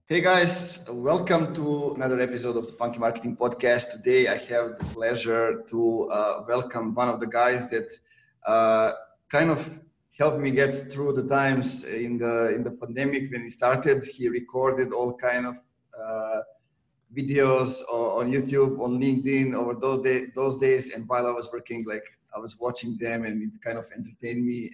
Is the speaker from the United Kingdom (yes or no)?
no; Pirot, Serbia; my hometown period here in Serbia